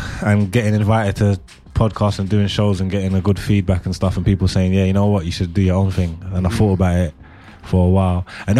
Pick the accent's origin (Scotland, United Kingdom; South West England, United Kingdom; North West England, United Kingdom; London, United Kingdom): London, United Kingdom